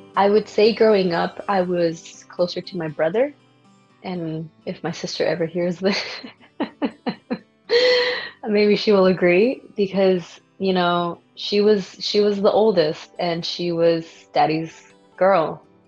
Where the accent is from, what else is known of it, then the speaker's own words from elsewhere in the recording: El Paso, Texas, United States; moved away as an adult; also born or lived in Vancouver; I was born in El Paso, Texas